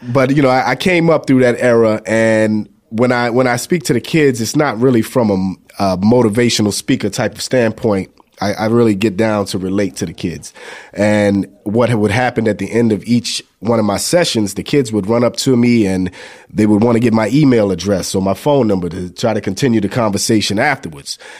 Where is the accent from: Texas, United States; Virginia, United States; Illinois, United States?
Virginia, United States; Newport News; now in Atlanta, United States; I'm, uh, out of Atlanta, Georgia, but I'm actually from Newport News, Virginia